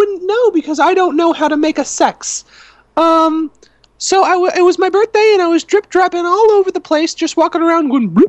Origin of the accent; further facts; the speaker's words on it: New York, United States; I grew up in New York, and the neighborhood that I lived in was all blacks.